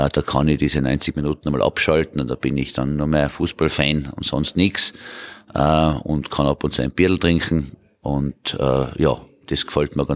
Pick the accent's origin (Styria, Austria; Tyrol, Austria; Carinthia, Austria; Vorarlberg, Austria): Tyrol, Austria; Hall in Tirol; born there; also born or lived in Vienna / Salzburg / United States; geboren in Tirol, in Halle in Tirol, vor mittlerweile 58 Jahren, muss man schon sagen. Äh, und ich wohne auch mittlerweile wieder in Tirol.